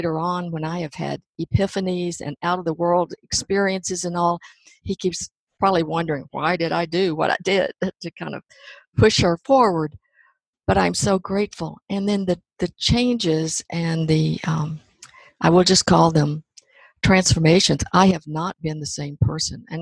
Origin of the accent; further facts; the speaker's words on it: Hope, Arkansas, United States; I grew up in Hope, Arkansas